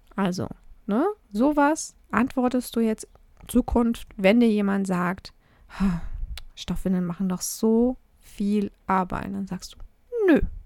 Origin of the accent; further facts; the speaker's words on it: Germany; bei uns in Deutschland